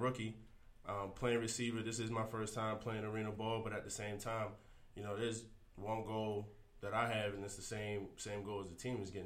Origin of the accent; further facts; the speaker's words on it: California, United States; moved away; I'm originally from California